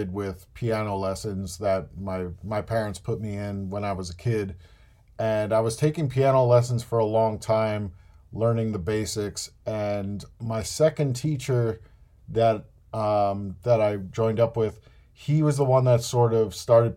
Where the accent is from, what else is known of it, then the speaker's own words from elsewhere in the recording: New Jersey, United States; I grew up in New Jersey, which meant that we had easy access to the city